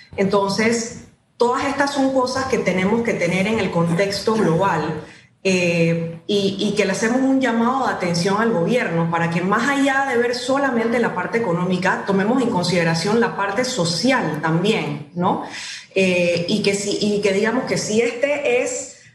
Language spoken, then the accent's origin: Spanish; Panama; tenemos que juntarnos todos como panameños